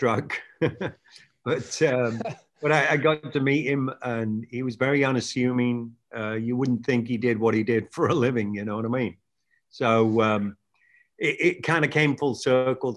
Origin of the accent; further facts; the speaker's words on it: England, United Kingdom; moved away as an adult; now in California, United States; England, where I grew up